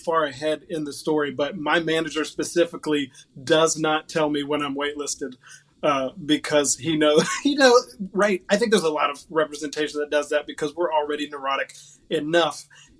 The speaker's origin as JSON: {"language": "English", "town": "Huntington", "region": "West Virginia", "country": "United States", "tie": "born or raised there", "moved": "yes", "said": "I grew up in Huntington, West Virginia, which is where the town is where Kentucky, Ohio, and West Virginia all meet, right there on the Ohio River. Only child"}